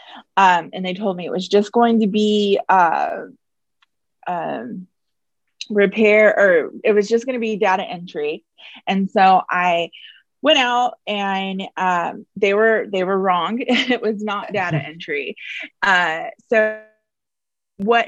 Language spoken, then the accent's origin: English; Houston, Texas, United States; also born or lived in Iowa; Born and raised in Houston, went to college in Iowa